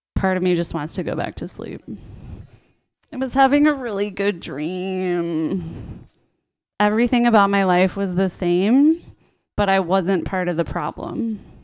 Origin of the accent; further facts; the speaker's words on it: Minnesota, United States; I grew up in like a very Christian suburb in Minnesota